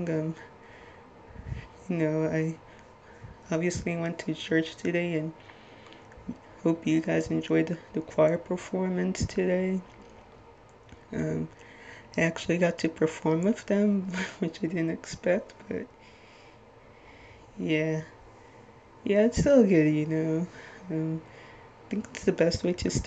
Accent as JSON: {"language": "English", "town": "Little Ferry", "region": "New Jersey", "country": "United States"}